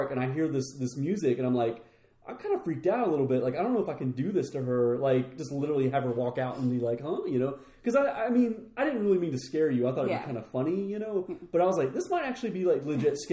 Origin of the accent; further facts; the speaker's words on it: the Bible Belt, United States; growing up in the Bible Belt